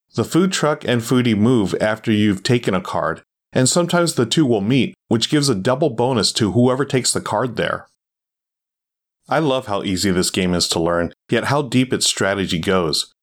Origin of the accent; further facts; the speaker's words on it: Southern California, United States; As a native Southern Californian